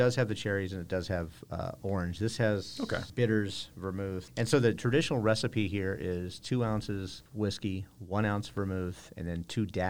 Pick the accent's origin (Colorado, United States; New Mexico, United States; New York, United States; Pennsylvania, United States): New Mexico, United States; I'm native New Mexican.